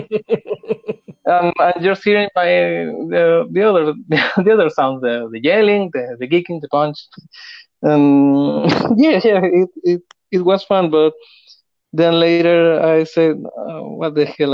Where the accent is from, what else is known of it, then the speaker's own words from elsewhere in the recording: Chile; I am from Chile